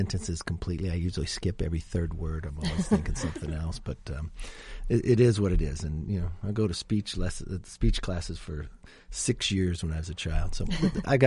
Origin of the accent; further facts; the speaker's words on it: California, United States; we're both from California